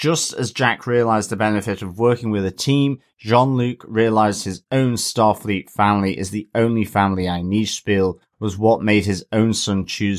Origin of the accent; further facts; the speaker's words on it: Australia; Although, as an Australian, I know to give all jellyfish a respectful distance.